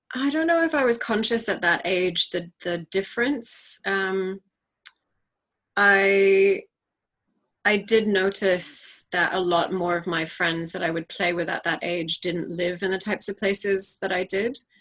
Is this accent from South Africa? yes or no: no; New Territories, Hong Kong; we were raised primarily by my mother in hong kong and our childhood was really as as urban as Hong Kong is. We grew up in the New Territories